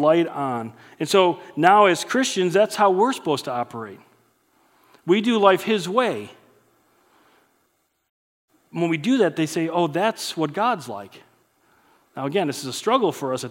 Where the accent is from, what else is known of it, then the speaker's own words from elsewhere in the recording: United States; growing up in the United States